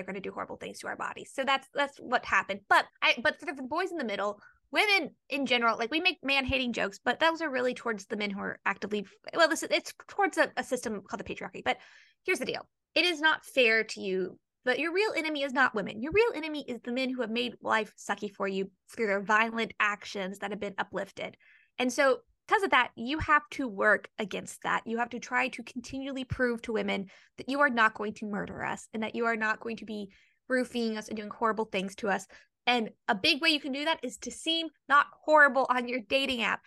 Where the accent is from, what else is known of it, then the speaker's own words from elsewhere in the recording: the South, United States; I grew up in the South